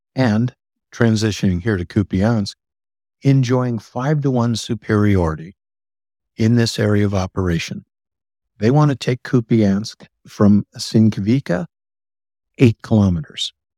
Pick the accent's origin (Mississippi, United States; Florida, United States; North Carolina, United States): Mississippi, United States; I am from Mississippi